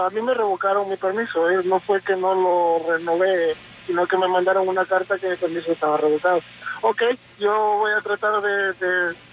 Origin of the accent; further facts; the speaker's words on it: Honduras; now in United States; yo soy hondureño. Tengo 20 años de estar aquí en Estados Unidos. Tuve el TPS, pero a mí me lo revocaron.